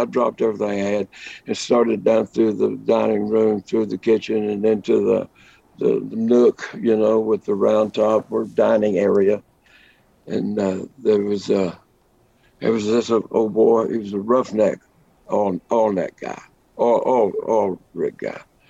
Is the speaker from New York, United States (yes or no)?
no; Lubbock, Texas, United States; I grew up in Lubbock, Texas, hub of the plains, the Llano Estacado, as the Spaniards called it.